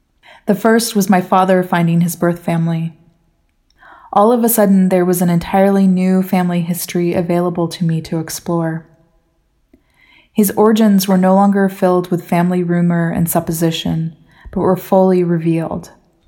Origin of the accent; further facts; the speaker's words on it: Washington, United States; Growing up in the Northwest of the United States, I had a very simple family origin story. My parents were Californians who transplanted to Washington to live closer to nature.